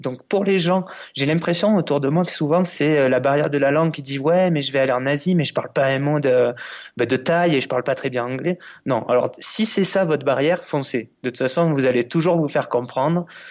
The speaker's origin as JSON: {"language": "French", "country": "France", "said": "en tant que Français"}